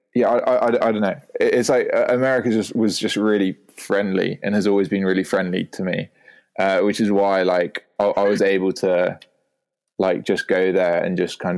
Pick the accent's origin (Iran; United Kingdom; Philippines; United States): United Kingdom; accent: posh; within the UK, my accent does get taking the piss out of quite a lot because of if I'm in it's just a very classically I don't know well-educated like posh accent as it were.